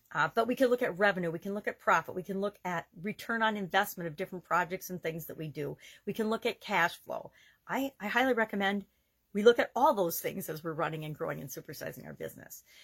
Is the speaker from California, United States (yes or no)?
no; Wisconsin, United States; I'm from Wisconsin and our state motto is forward